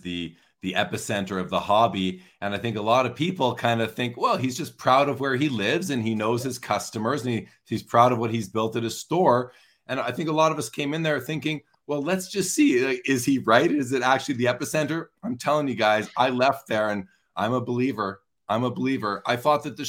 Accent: Canada; I'm not from SoCal. I'm from Canada

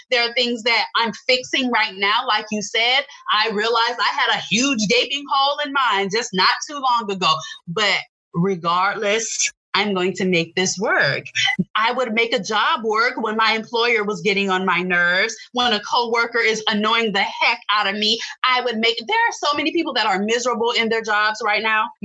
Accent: Tampa, Florida, United States; now in Orlando, United States; And I'm from Tampa, born and raised in Tampa.

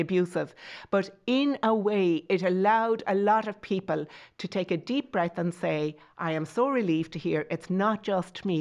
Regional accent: Tipperary, Munster, Ireland

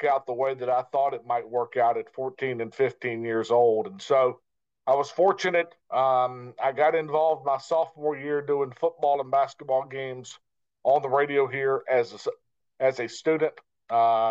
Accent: Chapel Hill, North Carolina, United States; also born or lived in Greensboro, North Carolina / Cary, North Carolina; I grew up in Chapel Hill. We moved from Greensboro to Cary in 77, not to bore you here too much, but and then moved to Chapel Hill in 84.

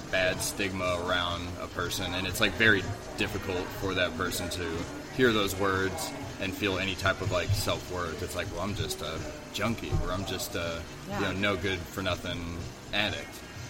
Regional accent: Farmington, Missouri, United States; I'm from Farmington, yes.

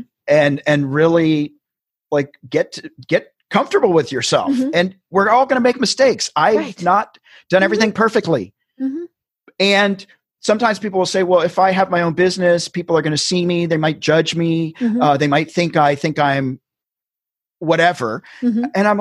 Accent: the South, United States; I grew up in the South

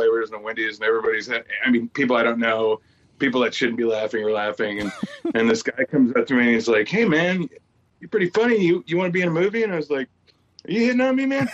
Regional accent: Kenosha, Wisconsin, United States; now in New Orleans, United States; I'm originally from Kenosha, Wisconsin.

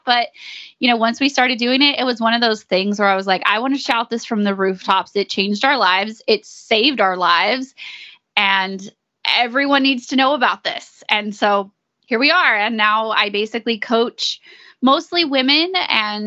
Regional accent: East Texas, United States; We are from East Texas

